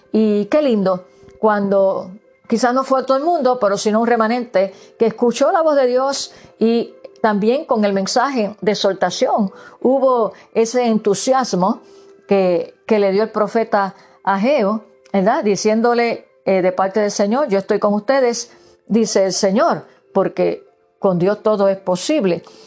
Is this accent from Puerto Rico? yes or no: yes; Puerto Rico; moved away; yo que provengo de Puerto Rico, donde se celebran las navidades hasta febrero